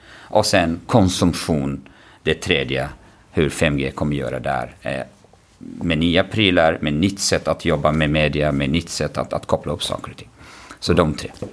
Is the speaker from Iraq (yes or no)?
yes; Kurdistan Region, Iraq; Swedish is a second language; moved away as an adult; now in Stockholm, Sweden; Jag växte upp i, norra, i Kurdistan, norra delen av Irak